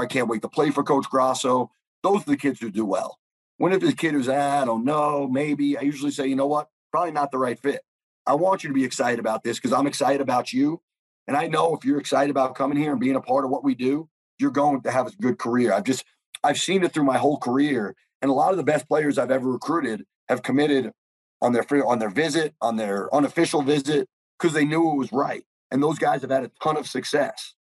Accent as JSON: {"language": "English", "region": "New York", "country": "United States", "said": "I'm from New York"}